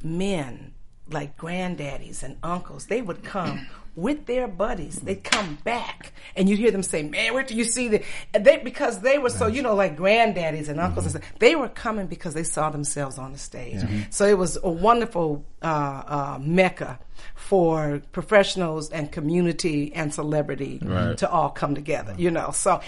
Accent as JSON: {"language": "English", "town": "Detroit", "region": "Michigan", "country": "United States", "tie": "born or raised there", "said": "I grew up in Detroit."}